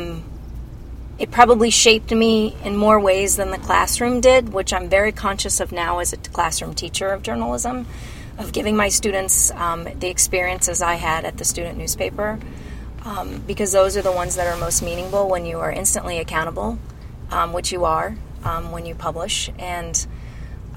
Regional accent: Decatur, Illinois, United States; moved away; Decatur. I grew up in Decatur in central Illinois

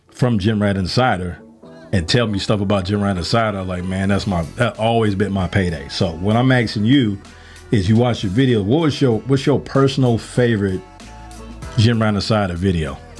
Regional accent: Chicago, Illinois, United States; now in Georgia, United States; I'm from the South Side of Chicago

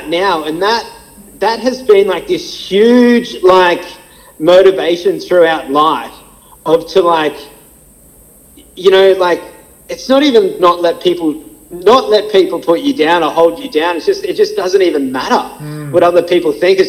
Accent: Gold Coast, Queensland, Australia; I grew up in Palm Beach. I was a little Palm Beach on the Gold Coast.

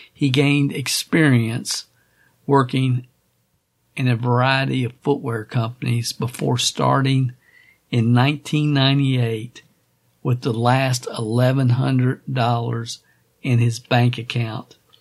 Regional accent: Kentucky, United States; growing up in Kentucky

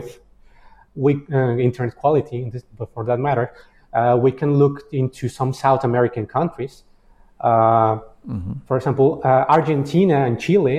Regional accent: Mexico; moved away as an adult; I'm from Mexico. I was living there for more than 20 years, and I was born and raised there

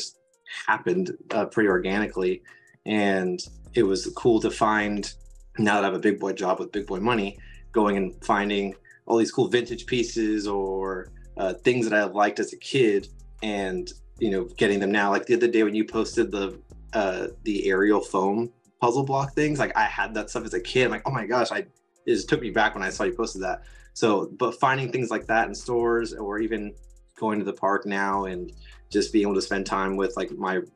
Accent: Southern California, United States; I grew up here in Southern California

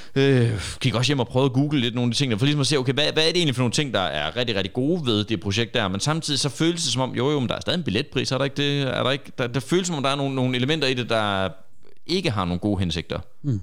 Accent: Horsens, Central Denmark Region, Denmark; vi er alle sammen fra Horsens, mere eller mindre

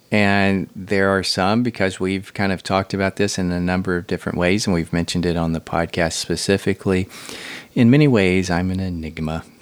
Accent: Huntsville, Alabama, United States; my hometown, Rocket City, USA

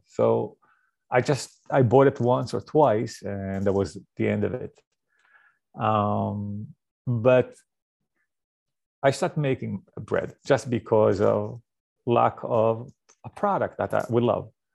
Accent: Israel; moved away; I grew up in Israel

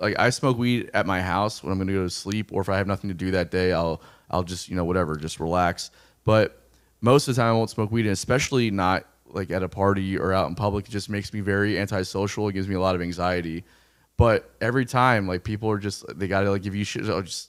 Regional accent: Florida, United States; I don't understand that reference at all because I grew up in South Florida, and that's a totally different thing down there.

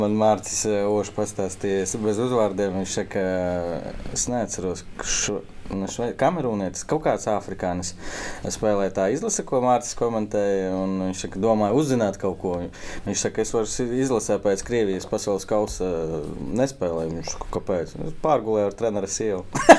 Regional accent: Ilūkste, Latvia; Mēs no Ilūkstas

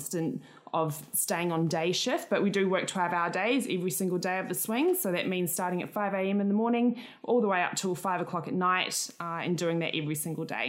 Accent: New Zealand; moved away as an adult; now in Australia; I am a Kiwi from New Zealand. I moved here about 9 years ago

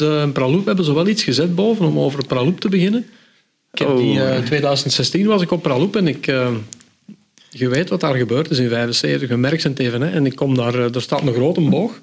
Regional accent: the Kempen, Flanders, Belgium; Bij ons in de Kempen

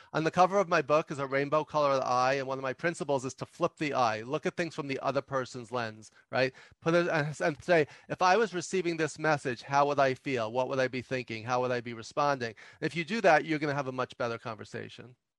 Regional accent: New York City, New York, United States; some people can tell just from my accent that I, I grew up and and still live in New York City

